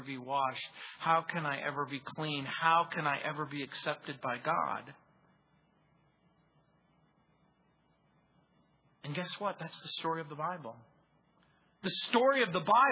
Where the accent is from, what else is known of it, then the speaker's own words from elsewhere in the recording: Mojave Desert, between San Bernardino and Las Vegas, California, United States; I grew up near in the Mojave Desert, really. It was that stretch of desert between San Bernardino and Las Vegas